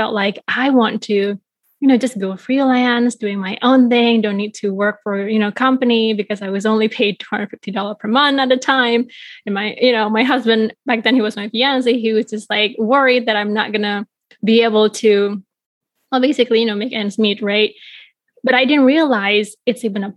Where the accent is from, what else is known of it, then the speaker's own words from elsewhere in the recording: Bali, Indonesia; now in Chicago, United States; I was growing up in Bali, Indonesia